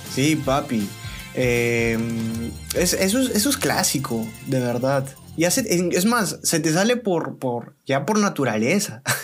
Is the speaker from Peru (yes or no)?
yes; Piura, Peru